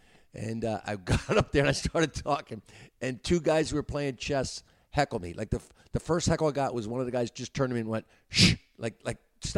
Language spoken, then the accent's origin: English; New Jersey, United States; I grew up in New Jersey, small town, mm-hmm. down by Wilmington, Delaware, just a small little town